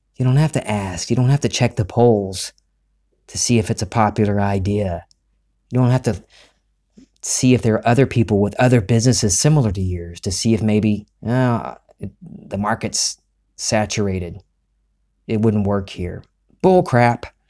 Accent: Gulf Coast of the United States, United States; we're from the Gulf Coast of the United States

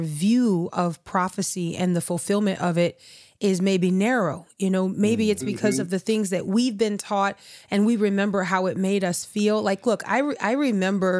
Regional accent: New Orleans, Louisiana, United States; We grew up in New Orleans

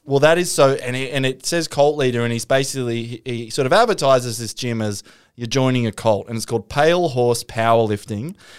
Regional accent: Newcastle, New South Wales, Australia; I grew up in Newcastle

